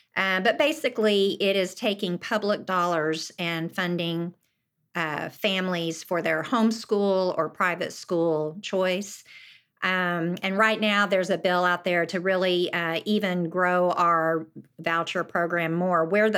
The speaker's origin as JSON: {"language": "English", "town": "Yukon", "region": "Oklahoma", "country": "United States", "tie": "born or raised there", "said": "my claim mm-hmm. to fame is I grew up in Yukon, Oklahoma with …."}